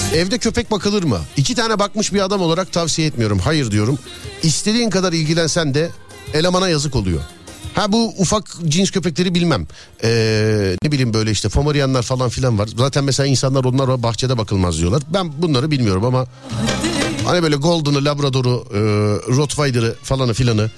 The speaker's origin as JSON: {"language": "Turkish", "region": "Istanbul", "country": "Turkey"}